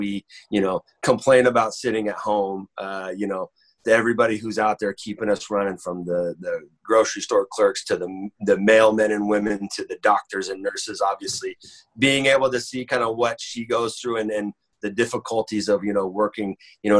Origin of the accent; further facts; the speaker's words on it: Northern California, United States; my hometown